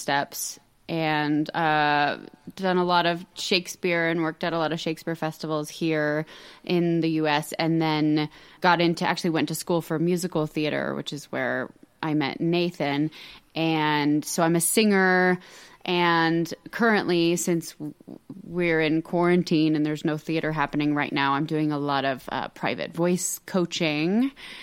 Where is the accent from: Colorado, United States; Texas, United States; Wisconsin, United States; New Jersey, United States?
Colorado, United States; also born or lived in California; I'm from Colorado, so I live in the state that I was born